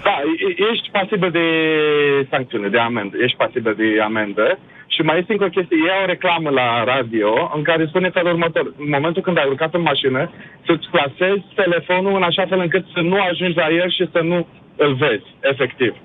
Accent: Galați, Galați County, Romania; moved away as an adult; now in England, United Kingdom; Sunt din Galați

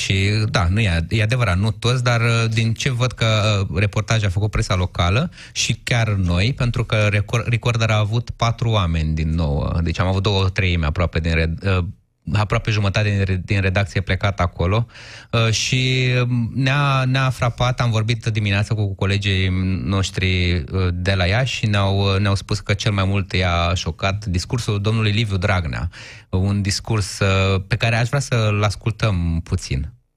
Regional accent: Iași, Iași County, Romania; Eu sunt ieșean

